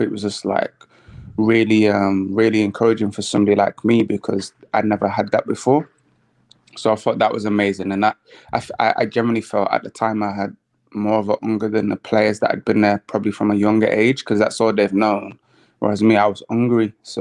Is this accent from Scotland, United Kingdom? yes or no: no; Manchester, North West England, United Kingdom; I'm from North Manchester, and the area that I'm actually from is Newton Heath.